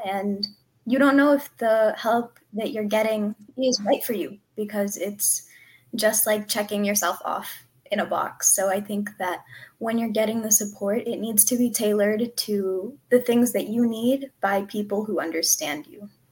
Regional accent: Southern California, United States; I'm from Southern California

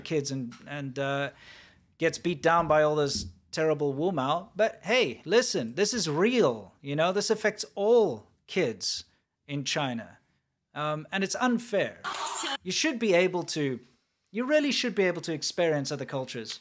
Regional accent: South Africa; moved away; where I grew up in South Africa

